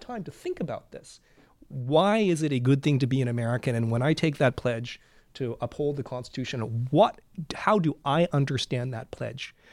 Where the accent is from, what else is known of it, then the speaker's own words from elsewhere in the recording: Vancouver, British Columbia, Canada; moved away as an adult; now in United States; I'm from Vancouver